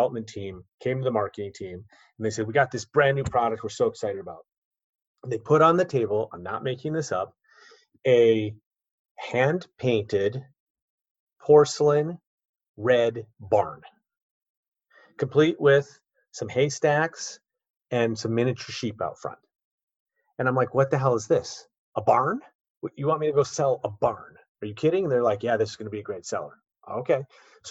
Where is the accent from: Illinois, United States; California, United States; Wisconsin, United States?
Illinois, United States; Chicago; moved away as an adult; also born or lived in East Coast; my hometown of Chicago